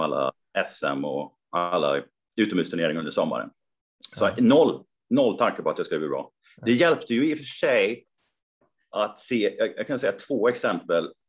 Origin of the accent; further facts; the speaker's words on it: Karlstad, Värmland, Sweden; min hemstad då, Karlstad.